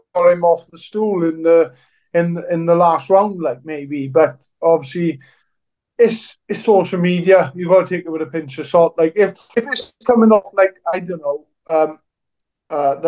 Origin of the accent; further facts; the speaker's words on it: Welsh, Wales, United Kingdom; me being Welsh